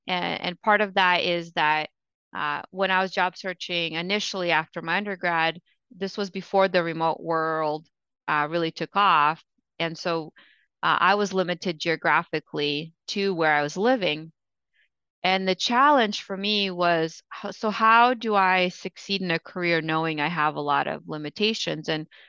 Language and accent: English; Ukraine; also born or lived in Russia; so I was born in Russia and Ukraine, or was born in Russia and lived in Ukraine.